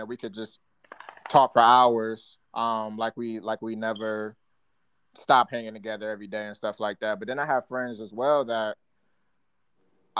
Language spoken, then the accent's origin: English; Alexandria, Virginia, United States; also born or lived in Saginaw, Michigan; I was born in Alexandria, Virginia. Spent half my life there